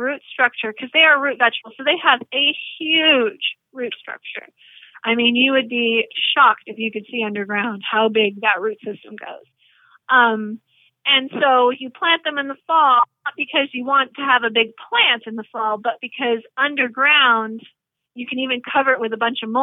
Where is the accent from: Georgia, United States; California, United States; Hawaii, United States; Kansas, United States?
Georgia, United States; moved away; when I grew up in Georgia